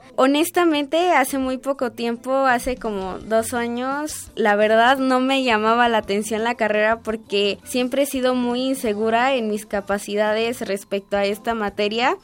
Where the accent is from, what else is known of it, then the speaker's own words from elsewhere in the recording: Mexico City, Mexico; Yo nací aquí en la Ciudad de México el 28 de agosto del año 2000